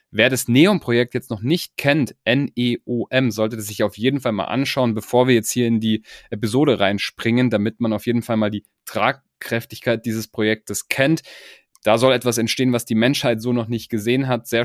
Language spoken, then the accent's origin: German; Munich, Bavaria, Germany; Ich komme eigentlich